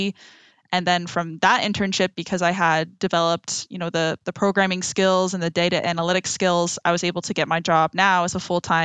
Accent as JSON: {"language": "English", "country": "Canada", "also_born_or_lived": "France", "moved": "as an adult", "lives_now": "Silicon Valley, United States", "said": "I come from Canada, where we do have two official languages"}